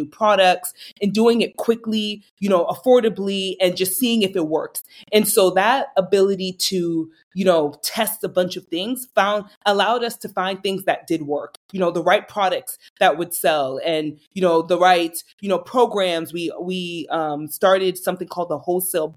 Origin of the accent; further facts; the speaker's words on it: Boston, Massachusetts, United States; moved away as an adult; also born or lived in New York; born and raised in Boston, lived in New York for a couple of years